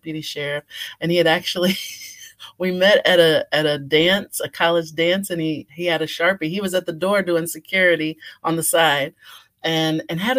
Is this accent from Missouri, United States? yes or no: yes; Springfield, Missouri, United States; moved away as an adult; also born or lived in Michigan; now in Emporia, United States; Spent my formative years in Springfield, Missouri